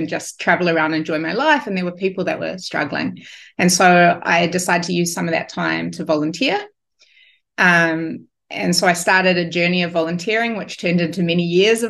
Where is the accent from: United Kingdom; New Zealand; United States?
New Zealand; moved away as an adult; I'm a Kiwi